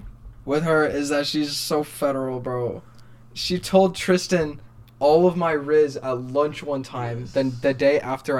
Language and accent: English; Rock Island, Illinois, United States; Oh, I'm from right by, like, Iowa. It's called Rock Island. It's the Quad Cities.